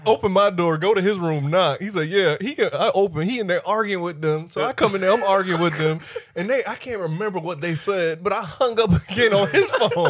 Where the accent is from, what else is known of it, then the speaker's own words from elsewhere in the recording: Miami, Florida, United States; I'm from Miami.